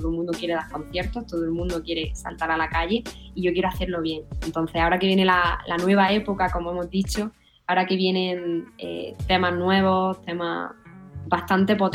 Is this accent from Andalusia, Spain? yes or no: yes; Málaga, Andalusia, Spain; me encantaría volver a mi tierra que es Málaga.